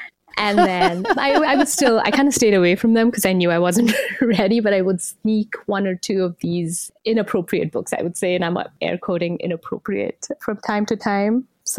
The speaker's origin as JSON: {"language": "English", "country": "India", "tie": "born or raised there", "said": "So I grew up in India. Back in the 80s, we didn't have as much of access to books."}